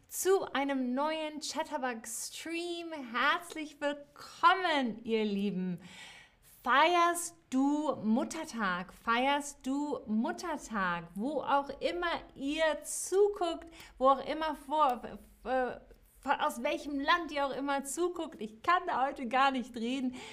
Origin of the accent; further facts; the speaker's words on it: New York, United States; moved away; Hallo zurück nach New York, meiner alten Heimatstadt.